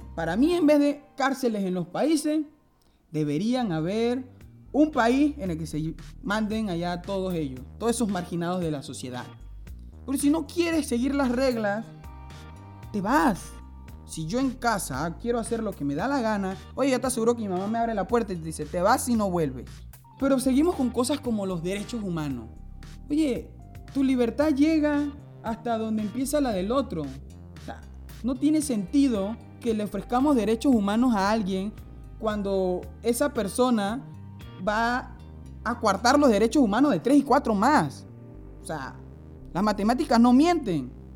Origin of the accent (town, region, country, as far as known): Panama